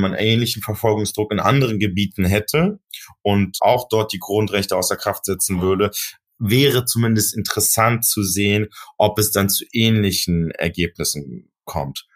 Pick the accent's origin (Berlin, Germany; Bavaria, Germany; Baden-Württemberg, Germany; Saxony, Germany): Berlin, Germany; Ich bin ja in Neukölln groß geworden